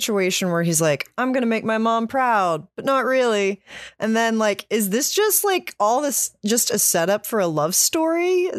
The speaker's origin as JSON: {"language": "English", "region": "West Virginia", "country": "United States", "said": "I'm from West Virginia"}